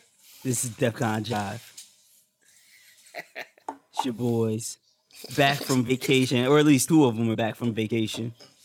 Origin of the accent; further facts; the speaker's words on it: Philadelphia, Pennsylvania, United States; But you know, at the end of the day, I'm from Philly, so you know what I'm saying?